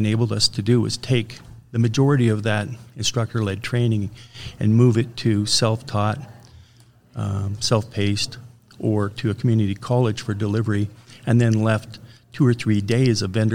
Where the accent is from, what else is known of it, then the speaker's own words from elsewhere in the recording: Canada; I'm a Canadian